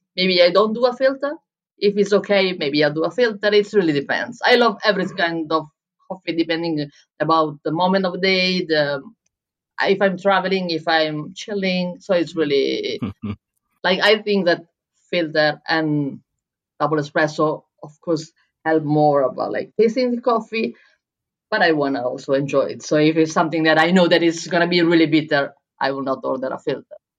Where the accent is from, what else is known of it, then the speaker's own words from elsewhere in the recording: Bologna, Emilia-Romagna, Italy; first language Italian; English is a second language; moved away as an adult; also born or lived in Berlin, Germany; now in Lisbon, Portugal; in Italy, in Bologna, in my hometown